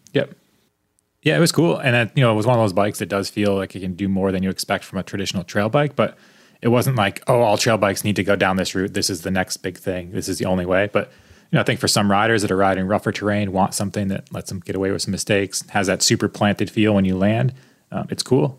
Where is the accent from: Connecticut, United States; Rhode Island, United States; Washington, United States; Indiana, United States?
Connecticut, United States; moved away; I'm from Connecticut